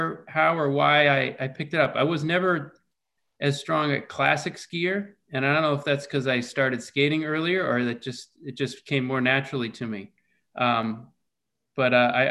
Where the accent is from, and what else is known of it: New Hampshire, United States; born or raised there; also born or lived in Corvallis, Oregon